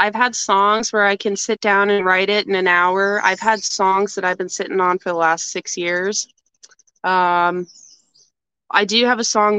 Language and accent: English; Atikokan, Ontario, Canada; I'm originally from Northern Ontario. I moved around lots growing up, but I would say mainly my home base was a small town called Atikokan.